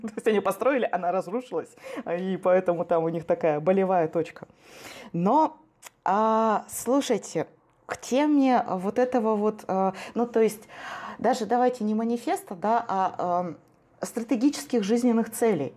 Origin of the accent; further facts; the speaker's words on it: Omsk, Omsk Oblast, Russia; я же просто из Омска